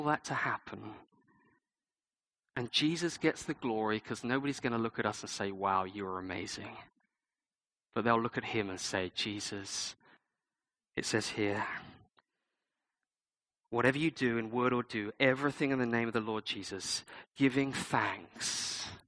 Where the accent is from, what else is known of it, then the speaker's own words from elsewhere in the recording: United Kingdom; I'm British